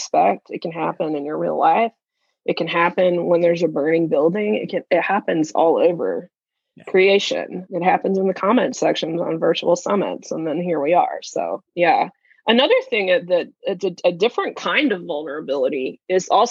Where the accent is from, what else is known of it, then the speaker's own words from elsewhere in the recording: Kansas, United States; I'm from Kansas